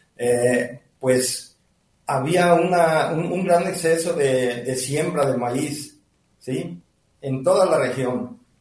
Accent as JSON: {"language": "Spanish", "town": "Ciudad Guzmán", "region": "Jalisco", "country": "Mexico", "tie": "born or raised there", "also_born_or_lived": "El Fresnito, Jalisco", "said": "nosotros nacimos aquí en Ciudad Guzmán"}